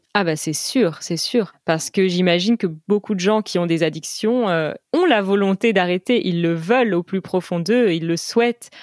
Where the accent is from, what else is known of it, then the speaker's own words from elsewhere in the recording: United States; French is a second language; je suis américaine